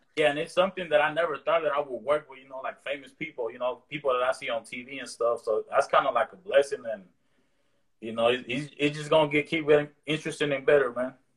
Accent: the Bay Area, California, United States; growing up in the Bay

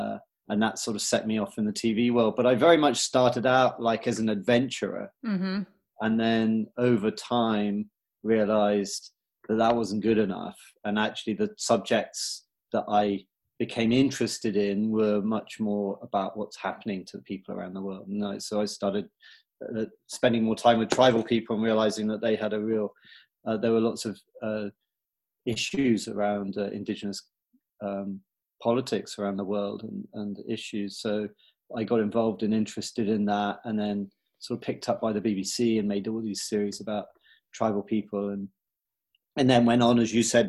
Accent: United Kingdom; I'm British. I grew up around the UK, a military family, Christian, went to like English boarding school, joined the Marines as an officer.

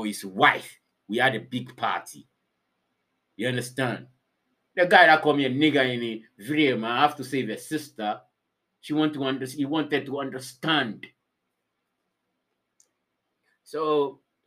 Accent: Ghana; now in Finland; I said, Ghana

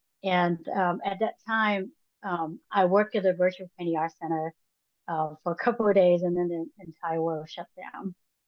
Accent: Hong Kong; English is a second language; moved away as an adult; now in Los Angeles, United States; So I went to art school when I moved to Los Angeles from Hong Kong.

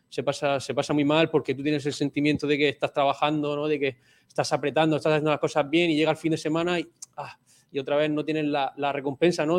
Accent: Lorca, Region of Murcia, Spain; also born or lived in Burgos / Vigo; now in Málaga, Spain; yo soy de Lorca

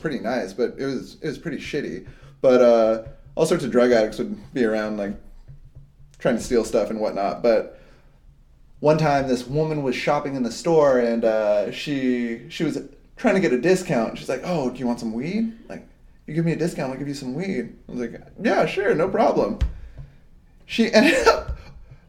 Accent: Hawaii, United States; I grew up in Hawaii and we used to hitchhike everywhere. So I moved to Hawaii when I was like 13.

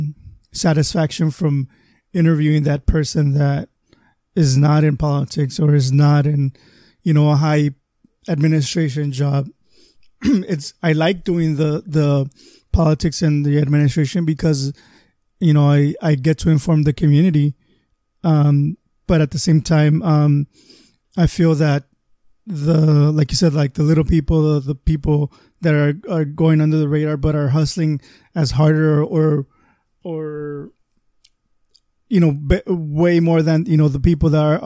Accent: Calexico, California, United States; also born or lived in Mexicali; since I was raised here in Calexico

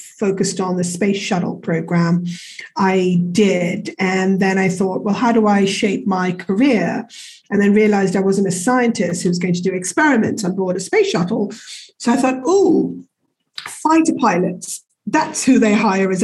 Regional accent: Kenya; moved away; I was born and brought up in Africa, in Kenya

